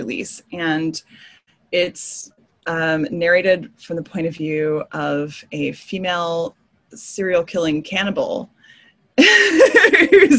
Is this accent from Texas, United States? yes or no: yes; Texas, United States; my home state